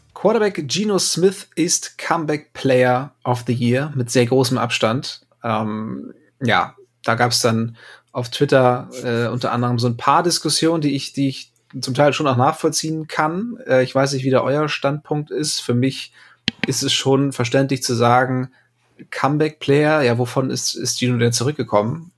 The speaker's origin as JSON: {"language": "German", "region": "Northern Germany", "country": "Germany", "said": "als Norddeutscher"}